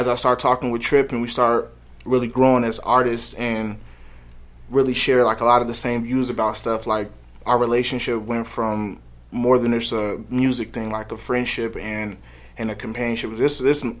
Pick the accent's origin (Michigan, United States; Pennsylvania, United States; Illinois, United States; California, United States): Illinois, United States; Chicago; now in Denver, United States; I'm from the South Side of Chicago